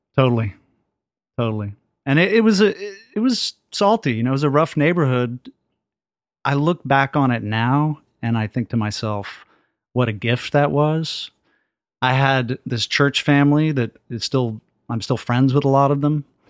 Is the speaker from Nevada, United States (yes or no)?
no; Dallas, Texas, United States; I grew up in East Dallas